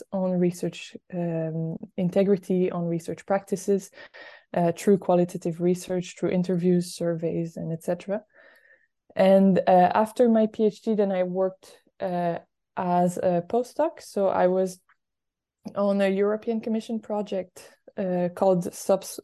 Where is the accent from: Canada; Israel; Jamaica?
Canada; Quebec; moved away; I am originally from Quebec in Canada.